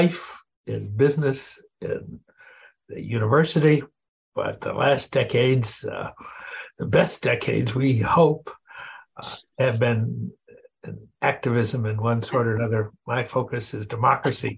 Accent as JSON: {"language": "English", "region": "Indiana", "country": "United States", "tie": "born or raised there", "moved": "yes", "lives_now": "Concord, United States", "said": "Born and bred a Hoosier"}